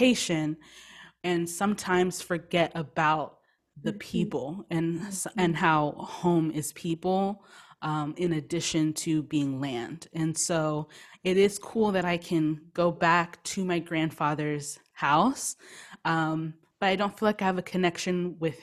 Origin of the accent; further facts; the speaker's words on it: United States; I was born in the United States